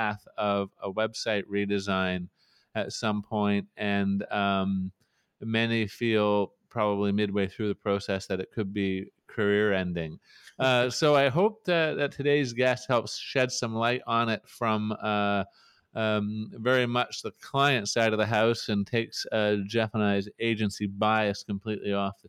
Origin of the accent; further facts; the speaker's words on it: Canada; we're hopelessly Canadian